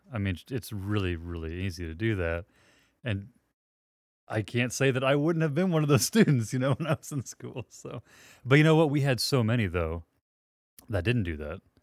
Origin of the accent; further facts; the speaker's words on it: Southeast Kansas, United States; grew up in Southeast Kansas, which is where we are